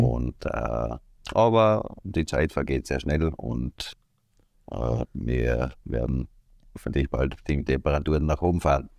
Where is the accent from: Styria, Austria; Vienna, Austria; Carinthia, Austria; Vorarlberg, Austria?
Styria, Austria; Seiersberg; Ich komme aus Österreich, aus der Steiermark, ganz genau am mhm. Rande mhm. von Graz, genau genommen in Seiersberg heißt die Ortschaft, wo ich wohne, seit meiner Geburt